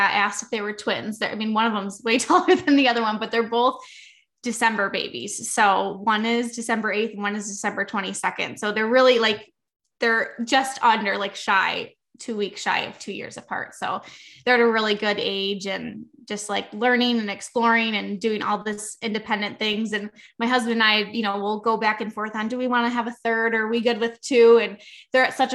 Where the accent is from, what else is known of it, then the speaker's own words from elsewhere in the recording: Western New York, United States; I am from New York